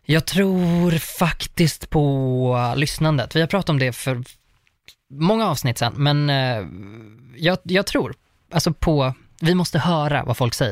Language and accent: Swedish; Uppsala, Uppsala County, Sweden; jag är från Uppsala